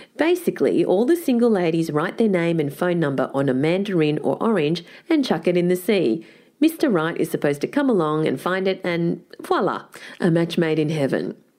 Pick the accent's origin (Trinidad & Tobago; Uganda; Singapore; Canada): Singapore; now in Australia; I was born in Singapore.